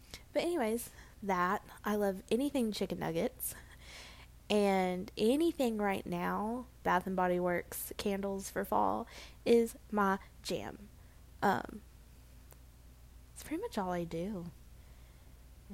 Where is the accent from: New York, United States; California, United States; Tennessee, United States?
Tennessee, United States; Murfreesboro; accent: southern; now in Hendersonville, United States; It's called Murfreesboro, Tennessee